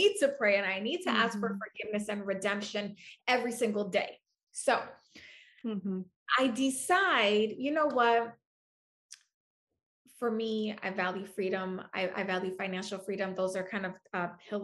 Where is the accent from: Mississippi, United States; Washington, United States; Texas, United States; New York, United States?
New York, United States; New York City; moved away; I'm from New York City. My family still lives there.